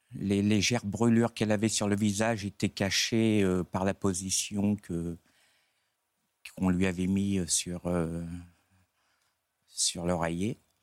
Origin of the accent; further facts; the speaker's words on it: Dieppe region, Normandy, France; je suis de la région liépoise